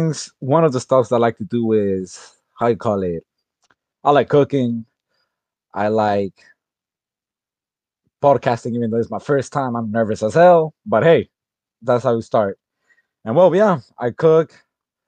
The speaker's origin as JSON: {"language": "English", "region": "Florida", "country": "United States", "tie": "born or raised there", "also_born_or_lived": "Honduras", "said": "I'm 18 years old. I was born in Florida, 2002, and I moved to Honduras to learn Spanish."}